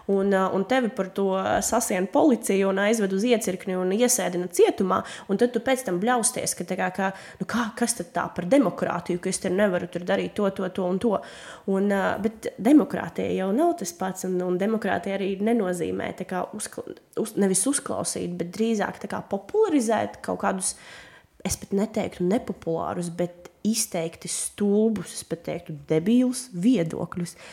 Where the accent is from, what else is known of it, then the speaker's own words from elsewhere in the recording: Daugavpils, Latgale, Latvia; first language Russian; Latvian is a second language; now in Riga, Latvia; esmu no Daugaupils. Uh, piedzimu Daugaupilī, izaugu Daugaupilī, mācījos Daugaupilī, pabeidzu Krievu skolu